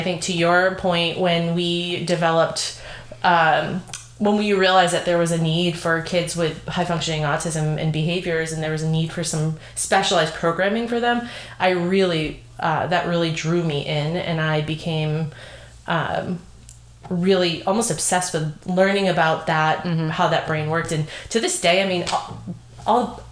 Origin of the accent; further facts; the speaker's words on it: New England, Massachusetts, United States; we are fortunate being from New England specific to Massachusetts